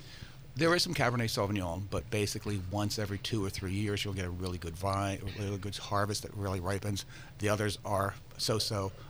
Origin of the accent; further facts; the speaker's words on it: Virginia, United States; I know more in Virginia because I'm from Virginia.